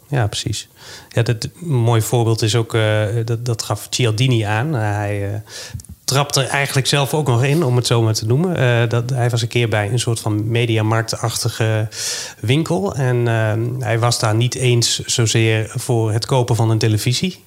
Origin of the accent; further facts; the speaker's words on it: Netherlands; we zijn allemaal inwoners van Nederland